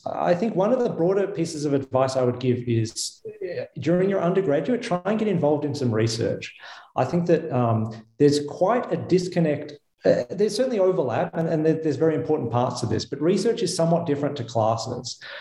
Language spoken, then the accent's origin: English; Melbourne, Victoria, Australia; moved away as an adult; also born or lived in United States; now in Geneva, Switzerland; as my accent betrays, I did not grow up in Switzerland. I grew up in Melbourne, Australia.